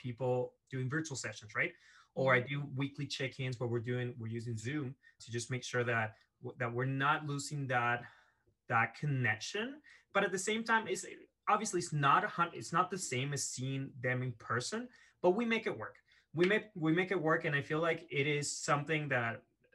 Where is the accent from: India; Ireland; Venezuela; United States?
Venezuela; moved away as an adult; now in Canada; I was born and raised in Venezuela in South America. And at the age of 18, I moved to Canada